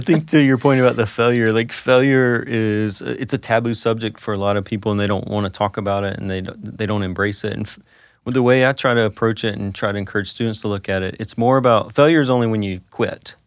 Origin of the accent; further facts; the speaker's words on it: North Carolina, United States; moved away; Growing up in North Carolina, growing up an NC State fan